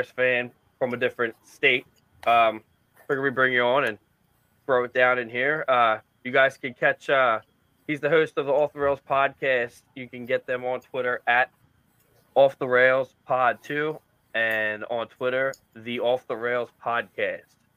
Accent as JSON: {"language": "English", "town": "Philadelphia", "region": "Pennsylvania", "country": "United States", "said": "we are from Philly"}